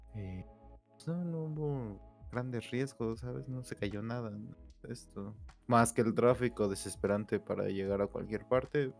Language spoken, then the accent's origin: Spanish; Mexico; como mexicanos